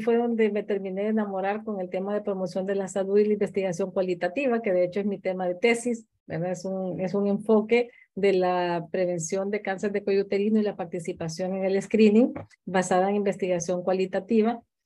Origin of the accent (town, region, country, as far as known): Honduras; also born or lived in Guatemala